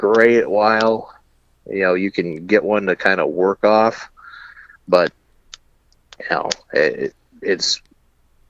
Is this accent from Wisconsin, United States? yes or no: yes; Chippewa Falls, Wisconsin, United States; moved away; I'm originally from Chippewa Falls.